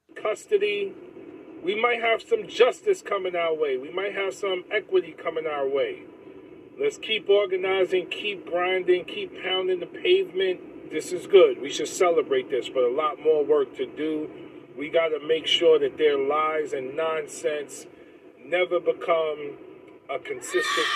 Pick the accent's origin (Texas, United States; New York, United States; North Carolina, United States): New York, United States; I'm born and raised in New York.